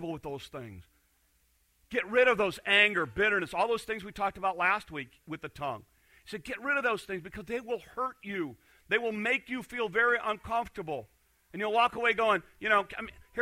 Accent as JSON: {"language": "English", "town": "Hornick", "region": "Iowa", "country": "United States", "said": "I'm from Hornick."}